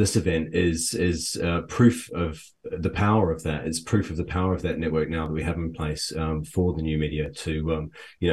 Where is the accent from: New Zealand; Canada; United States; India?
New Zealand; now in United Kingdom; I'm also from New Zealand